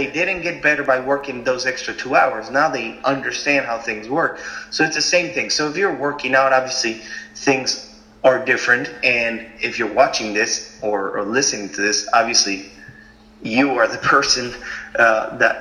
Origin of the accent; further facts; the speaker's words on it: Argentina; moved away; I grew up in Argentina